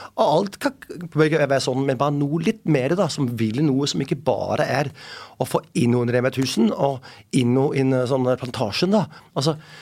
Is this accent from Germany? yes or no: no; Denmark; Norwegian is a second language; moved away as an adult; now in Oslo, Norway; jeg er dansk